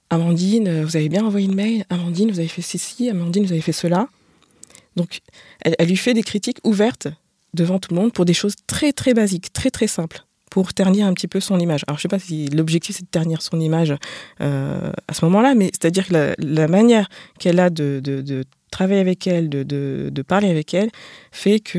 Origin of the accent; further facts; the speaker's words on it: France; Donc je suis française, je vais à l'étranger, je suis stéréotypée comme euh, mangeant du, enfin